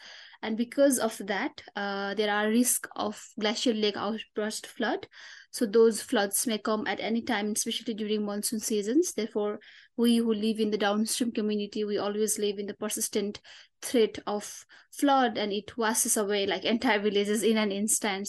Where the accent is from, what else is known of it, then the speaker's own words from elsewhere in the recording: Solukhumbu, eastern Nepal, Koshi Province, Nepal; My hometown is Solukhumbu, which lies at the lap of Himalayas in eastern Nepal